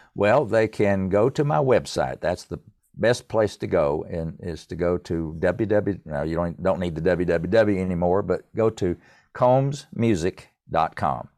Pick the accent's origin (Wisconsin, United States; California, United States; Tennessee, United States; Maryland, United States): Tennessee, United States; East; I grew up in East Tennessee in a musical family